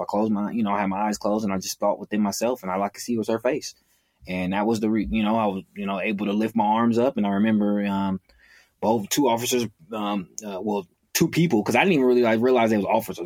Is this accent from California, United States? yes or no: yes; Oakland, California, United States; am born and raised in Oakland, California.